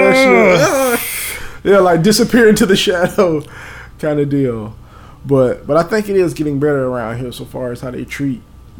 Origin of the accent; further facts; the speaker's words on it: the South, United States; Because we're from the South, so we're by nature conservative people.